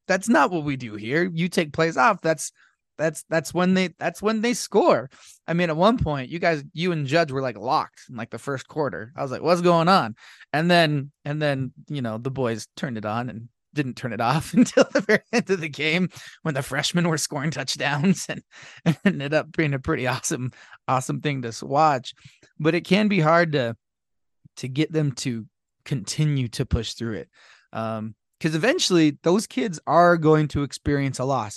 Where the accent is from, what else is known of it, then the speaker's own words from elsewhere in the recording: Blanding, Utah, United States; growing up in Blanding